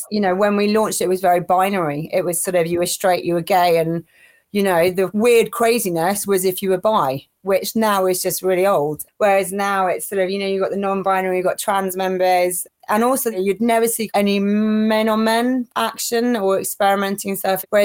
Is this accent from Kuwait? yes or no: yes; Kuwait; also born or lived in Middle East; but growing up in the Middle East, the parties I'd seen, you know, living in Kuwait where alcohol's illegal and stuff